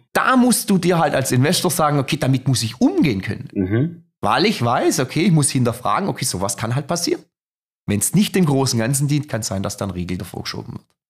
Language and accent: German; Germany; als Europäer, als Deutscher